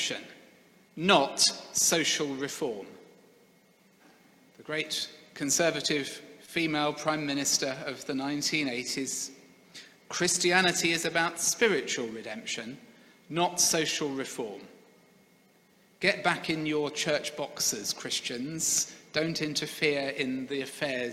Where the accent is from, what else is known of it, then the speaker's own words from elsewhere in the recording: Sevenoaks, South East England, United Kingdom; The church where I grew up in Seven Oaks in Kent was a great church. I have very fond memories of the 20 years I attended there.